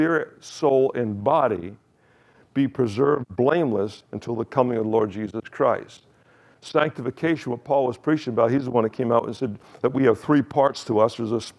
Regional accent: Kingston, New York, United States; I was born in Kingston, New York, October 7th, 1951.

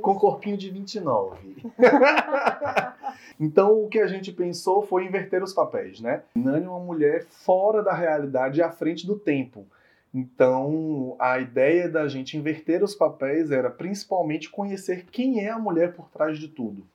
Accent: Bahia, Brazil; como baianos

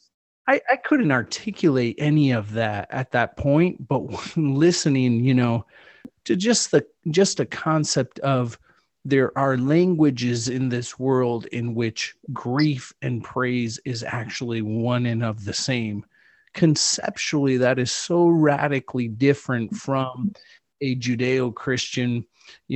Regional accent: Chile; moved away; I grew up in the Atacama Desert

